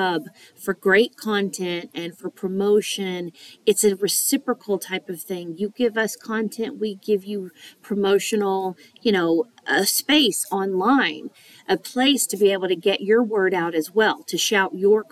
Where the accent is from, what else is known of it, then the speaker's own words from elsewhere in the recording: the South, United States; accent: Southern; I am Southern